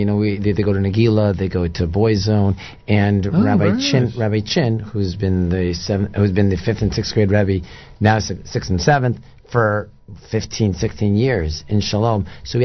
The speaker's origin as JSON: {"language": "English", "town": "Silver Spring", "region": "Maryland", "country": "United States", "said": "Silver Spring, Maryland."}